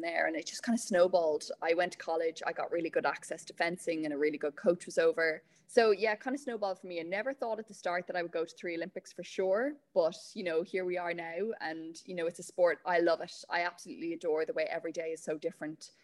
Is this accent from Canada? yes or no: no; Meath, Leinster, Ireland; moved away; I'm from Meath originally, so I was part of Pony Club there